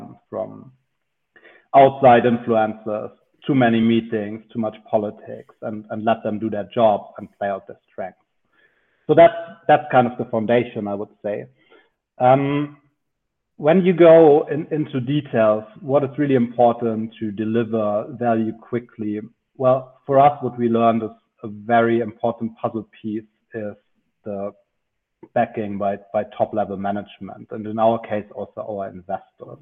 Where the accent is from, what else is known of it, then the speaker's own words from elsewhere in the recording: Munich, Bavaria, Germany; I'm from Munich, where I also studied and worked in consulting for a couple of years